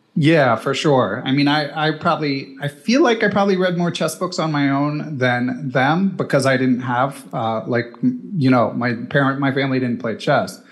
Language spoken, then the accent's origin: English; Philadelphia, Pennsylvania, United States; I grew up in Center City, Philadelphia.